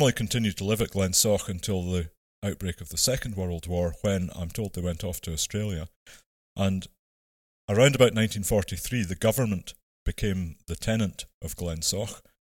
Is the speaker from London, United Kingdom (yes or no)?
no; Ettrick, Scotland, United Kingdom; moved away as an adult; also born or lived in Aberdeen; I was born and brought up in Ettrick in the Borders in Selkirkshire